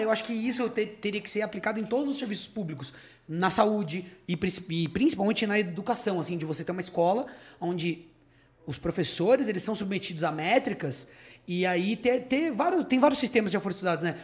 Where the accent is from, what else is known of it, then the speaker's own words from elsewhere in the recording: Socorro, São Paulo, Brazil; eu sou de uma cidade hoteleira, né, uma cidade turística, e aí a gente pegou um terreno que a gente tinha lá de três mil metros, começou a transformar numa pousada, que virou um hotel